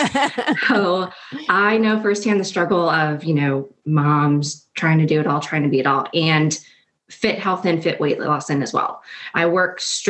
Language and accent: English; New Jersey, United States; moved away as an adult; also born or lived in Washington, D.C.; My husband and I grew up in New Jersey and we were high school sweethearts.